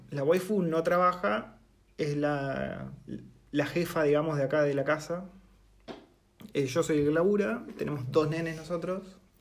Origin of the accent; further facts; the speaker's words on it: Argentina; moved away as an adult; now in New Zealand; en Argentina yo me acuerdo que nos teníamos que organizar para no pisarnos con la vacación